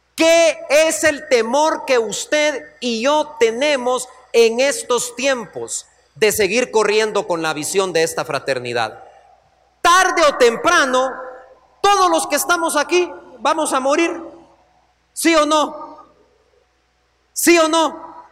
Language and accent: Spanish; Guatemala; como hombres que venimos de Guatemala